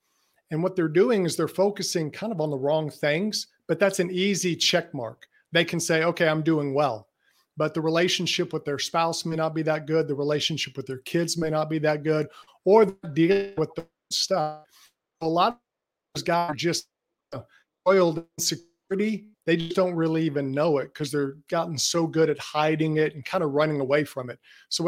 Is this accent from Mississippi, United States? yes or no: yes; Jackson, Mississippi, United States; I'm actually from Jackson, Mississippi. And I have to convince people of that because I don't have much of a Southern accent, but I'm in Mississippi and in the Southeast the whole time.